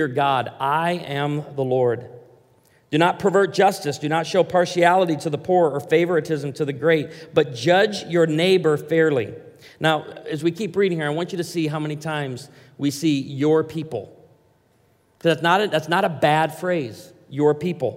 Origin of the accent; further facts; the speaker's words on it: Branson, Missouri, United States; I come from Branson, Missouri, and patriotism and honoring our veterans, high on the list